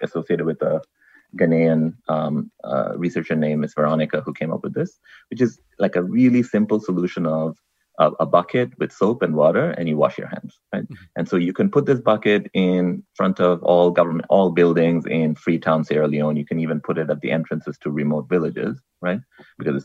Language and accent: English; Bangladesh; now in United States; I come from Bangladesh, that's where I grew up